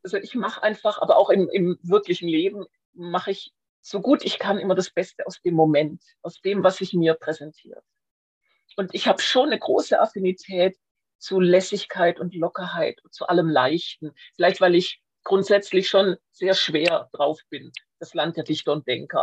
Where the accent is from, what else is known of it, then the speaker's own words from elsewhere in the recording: Schwäbisch Hall, Baden-Württemberg, Germany; Bin aufgewachsen in Schwäbisch Hall, wo ich auch heute noch meinen ersten Wohnsitz habe